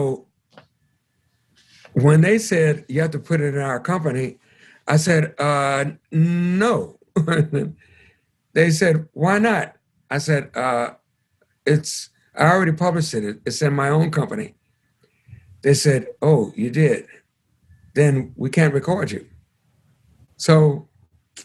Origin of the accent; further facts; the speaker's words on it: Chicago, Illinois, United States; moved away as an adult; also born or lived in New York; took me from Chicago, my hometown, to New York with his band